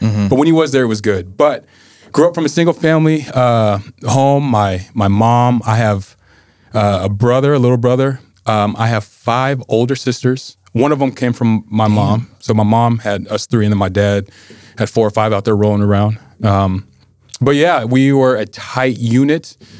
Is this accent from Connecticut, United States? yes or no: no; Anchorage, Alaska, United States; I am from Anchorage.